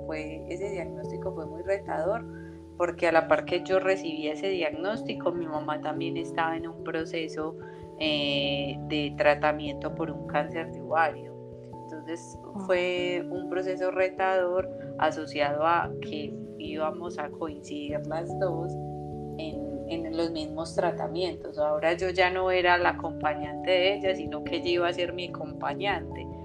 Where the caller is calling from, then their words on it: Colombia; Yo feliz de estar aquí, súper bien. lo salí desde Colombia.